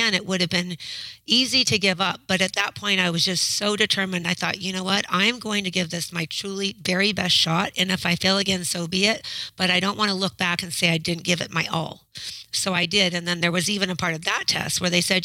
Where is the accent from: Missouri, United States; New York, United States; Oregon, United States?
Oregon, United States; Westland; I'm from Westland, Oregon, and I'm a high school math teacher